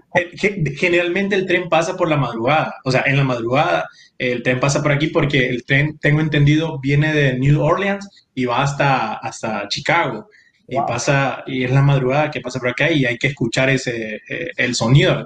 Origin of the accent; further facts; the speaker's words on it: San Pedro Sula, Cortés, Honduras; also born or lived in Tegucigalpa; yo nací en Tegucigalpa. Mi papá, la familia de mi papá es de Tegucigalpa pero yo bromeo con que solo me hicieron allá y, y me, me, dieron forma y a los días me llevaron para San Pedro